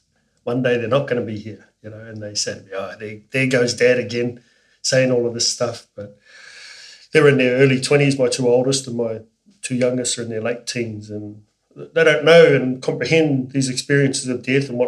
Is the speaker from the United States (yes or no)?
no; New Zealand; now in Australia; It's the most special day being a New Zealander living in Australia.